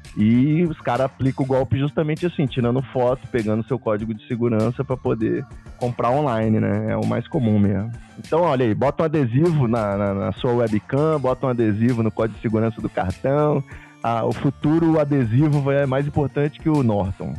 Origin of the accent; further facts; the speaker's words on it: Rio de Janeiro, Brazil; eu sou carioca